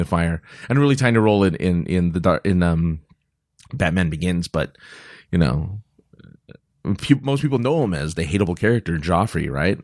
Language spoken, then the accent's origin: English; California, United States; I'm from California